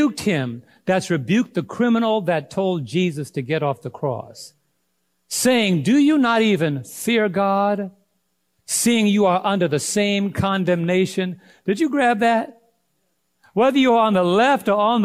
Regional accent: New York, United States; I'm from New York

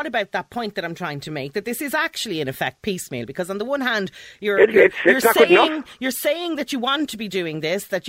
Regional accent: Dublin, Leinster, Ireland; I've born and bred in Dublin

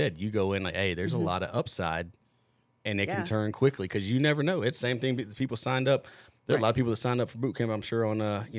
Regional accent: the South, United States; I am from the South.

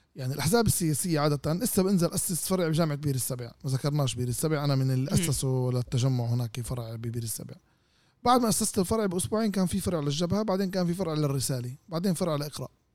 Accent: Israel; احنا الجزء الاصيل من الشعب الفلسطيني اللي موجودين بين فك اسرائيل

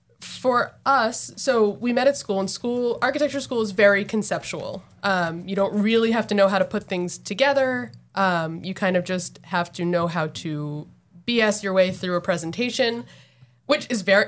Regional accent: New Jersey, United States; now in Massachusetts, United States; I'm from New Jersey.

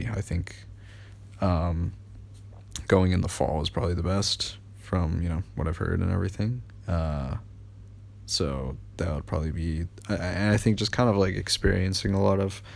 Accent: United States; I am American

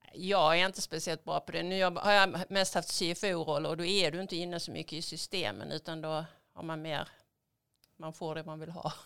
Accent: Skåne, Sweden; moved away as an adult; also born or lived in Russia; now in Stockholm, Sweden; Jag kommer från Skåne från början, kanske lite svårt att dölja

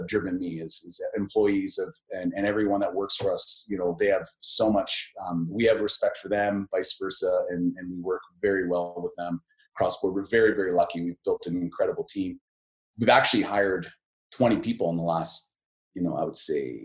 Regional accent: Lethbridge, Alberta, Canada; I'm from Lethbridge. And I think, you know, growing up in that space

